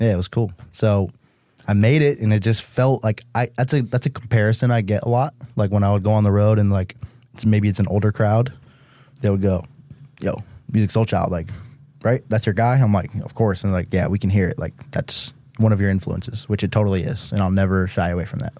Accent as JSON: {"language": "English", "town": "Chicopee", "region": "Massachusetts", "country": "United States", "tie": "born or raised there", "moved": "as an adult", "lives_now": "Los Angeles, United States", "said": "I'm from Mass"}